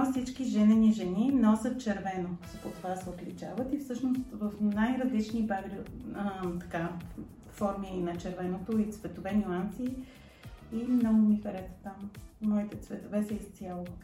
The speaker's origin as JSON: {"language": "Bulgarian", "town": "Sofia", "region": "Sofia City", "country": "Bulgaria", "tie": "born or raised there", "said": "Родена съм в София. Този град е моят град."}